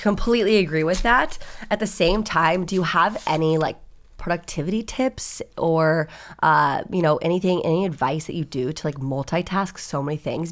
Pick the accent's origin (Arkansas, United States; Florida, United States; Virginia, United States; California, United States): Virginia, United States; moved away as an adult; now in Los Angeles, United States; I'm originally from Virginia.